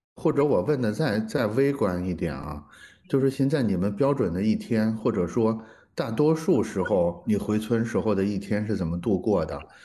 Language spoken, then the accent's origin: Chinese; China; 我们中国人作为一个农耕民族